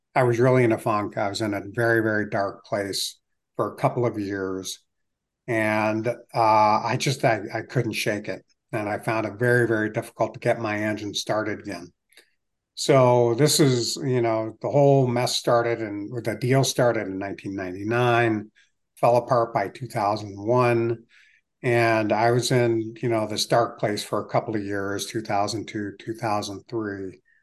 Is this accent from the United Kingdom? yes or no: no; United States; also born or lived in Virginia / Cleveland, Ohio / Greenville, South Carolina; moved to Screen Falls in nineteen sixty-three, and I'd been here ever since